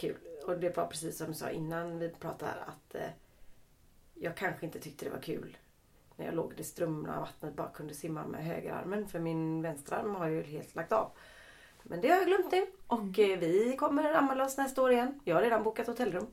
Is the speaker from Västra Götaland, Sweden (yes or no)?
yes; Lerum, Västra Götaland, Sweden; jag är från Lerum